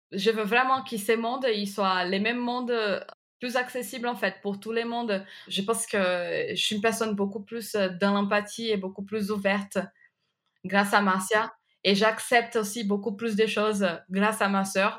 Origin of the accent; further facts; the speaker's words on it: Recife, Pernambuco, Brazil; French is a second language; moved away as an adult; now in France; je viens de la ville de Recife au Brésil